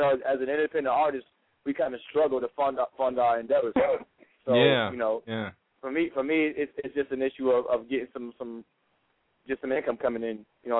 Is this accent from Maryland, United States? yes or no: yes; Maryland, United States; He's actually from the same area I grew up with in my hometown out in Maryland.